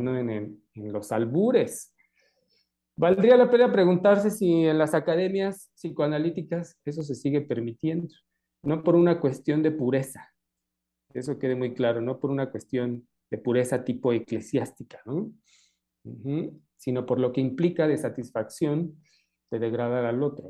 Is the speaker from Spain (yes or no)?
no; Mexico; lo propio de cada uno de nosotros como mexicanos